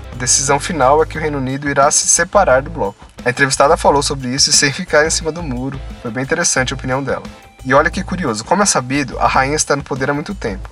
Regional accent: São Paulo, Brazil; eu sou de São Paulo

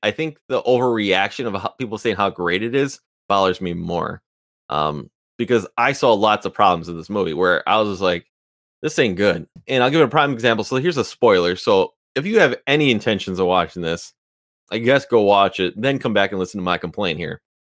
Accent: Wisconsin, United States; I'm from Wisconsin

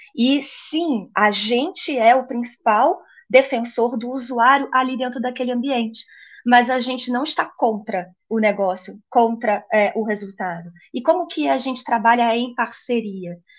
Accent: Niterói, Rio de Janeiro, Brazil; moved away as an adult; now in São Paulo, Brazil; eu sou carioca, um, ah, de Niterói, eu é, sou sou lá da, da, da, praia, gosto do pé na areia, mas eu moro em São Paulo já tem três anos

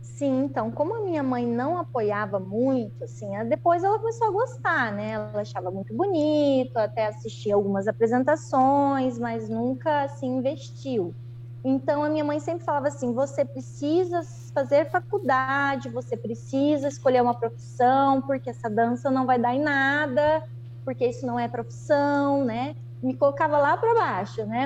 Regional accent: Londrina, Paraná, Brazil; moved away as an adult; now in Astorga, Brazil; vim para Astorga, que eu sou de Londrina, então, aqui no Paraná

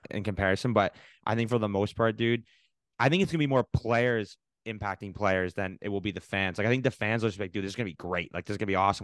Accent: Canada; as a Canadian

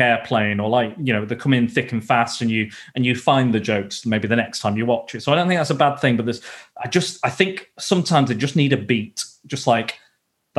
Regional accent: the north of England, United Kingdom; accent: northern; I'm a northerner, so I sound north

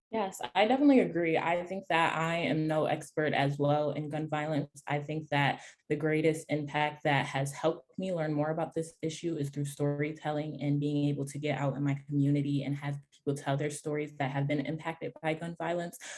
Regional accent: Rochester, New York, United States; my hometown, Rochester, New York

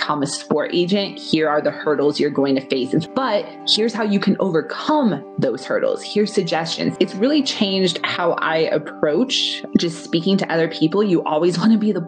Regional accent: Denver, Colorado, United States; I'm from Denver, Colorado. I shadowed the editor of our local newspaper when I was a freshman in high school

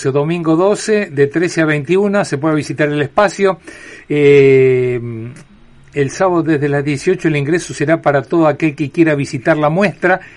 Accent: Argentina; La verdad que siempre, bueno, somos argentinos y siempre reclamamos que Guillermo Vilas era el número uno del mundo

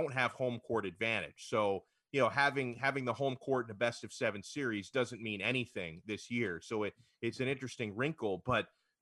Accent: Miami, Florida, United States; I'm from Miami

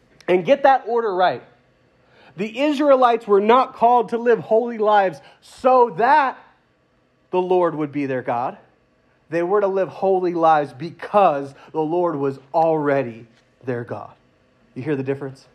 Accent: United States; I'm American

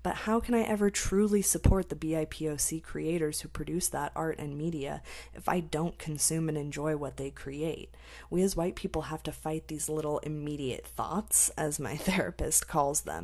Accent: United States; I'm American

